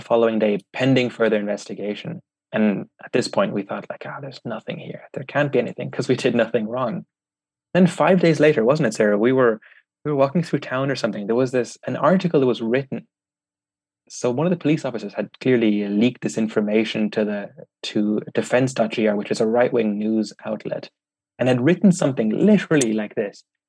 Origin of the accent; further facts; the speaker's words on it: Ireland; I'm German Vietnamese, but I grew up in Ireland